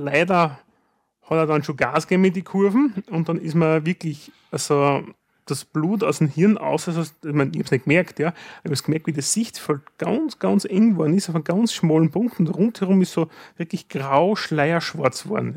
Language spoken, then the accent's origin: German; Styria, Austria; bei uns in der Steiermark